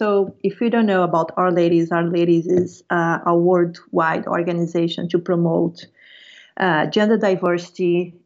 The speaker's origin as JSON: {"language": "English", "region": "Rio de Janeiro", "country": "Brazil", "moved": "as an adult", "lives_now": "San Francisco, United States", "said": "So I'm from Brazil. So I'm from Rio de Janeiro, and I moved here almost 6 years ago."}